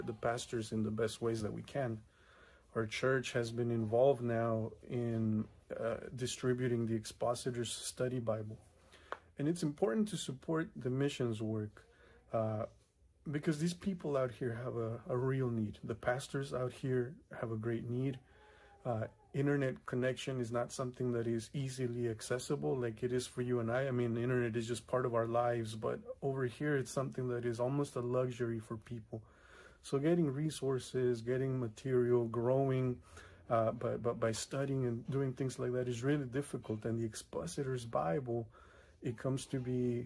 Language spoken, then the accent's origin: English; Mexico; now in California, United States; I grew up in Mexico